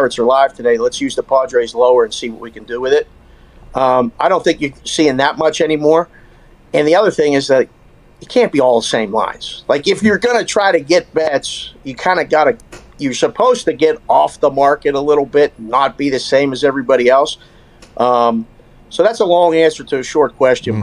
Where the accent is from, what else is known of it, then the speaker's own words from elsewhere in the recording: Green Tree, Pennsylvania, United States; Green Street, PA. Keystone Oaks grad.